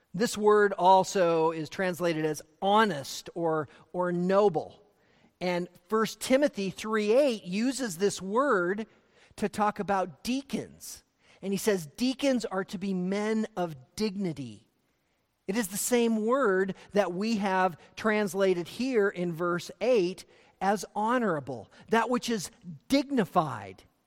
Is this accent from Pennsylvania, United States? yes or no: no; Montana, United States; growing up in Montana